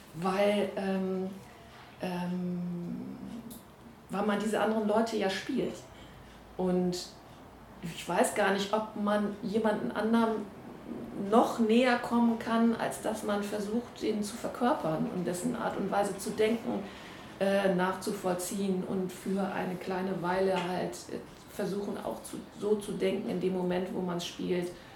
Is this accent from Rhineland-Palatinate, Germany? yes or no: no; Essen, North Rhine-Westphalia, Germany; Ich bin in Essen geboren und aufgewachsen